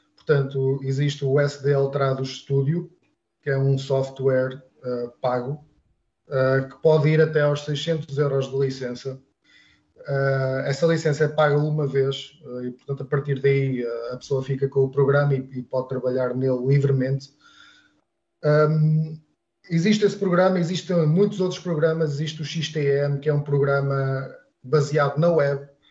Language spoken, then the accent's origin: Portuguese; Portugal; first language European Portuguese; para nós, sendo portugueses